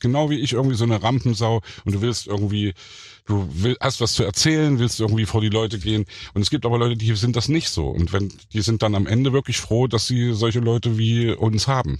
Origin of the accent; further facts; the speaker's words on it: Leipzig, Saxony, Germany; ich bin ja im Thomaner Chor groß geworden